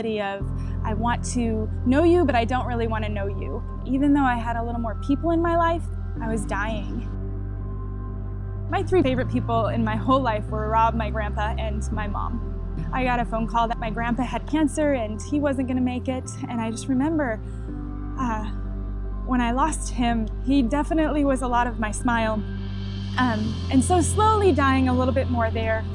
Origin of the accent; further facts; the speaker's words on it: Chicago, Illinois, United States; I grew up in Chicago